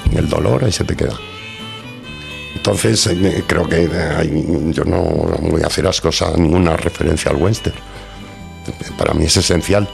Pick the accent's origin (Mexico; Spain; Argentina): Spain; Bilbao, Basque Country; first language Spanish; moved away as an adult; now in Madrid, Spain; me he criado allí 30 años, mm, tengo toda la familia en Bilbao y soy vasco